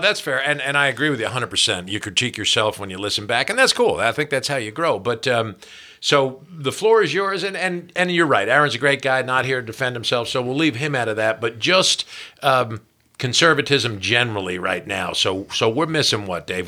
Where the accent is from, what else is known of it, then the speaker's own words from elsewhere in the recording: New Jersey, United States; New Jersey, my home state